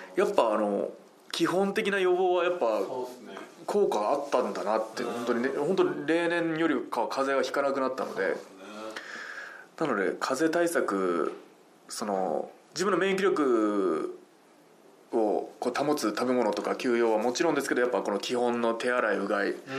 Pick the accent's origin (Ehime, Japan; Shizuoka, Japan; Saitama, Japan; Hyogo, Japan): Ehime, Japan; now in Tokyo, Japan; 地元、愛媛に帰るとやっぱり車なんてやっぱ生活できないので